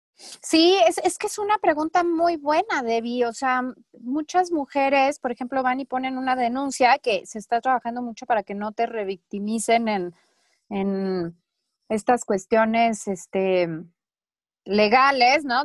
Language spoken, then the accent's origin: Spanish; Chihuahua, Mexico; now in Mexico City, Mexico; yo crecí en Chihuahua